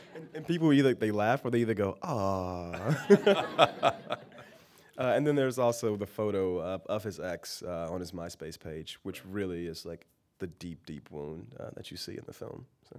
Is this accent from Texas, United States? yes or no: no; Miami, Florida, United States; now in San Francisco, United States; I'm born and raised in Miami, Florida.